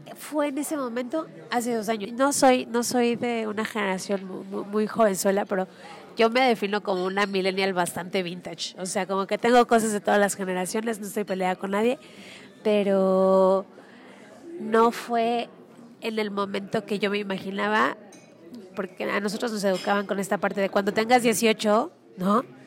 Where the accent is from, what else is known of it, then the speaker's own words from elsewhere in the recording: Mexico; soy mamá mexicana